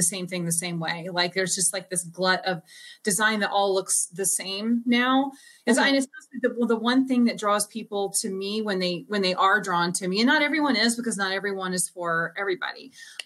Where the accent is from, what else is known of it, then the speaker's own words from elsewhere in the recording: St. Louis, Missouri, United States; I'm from St. Louis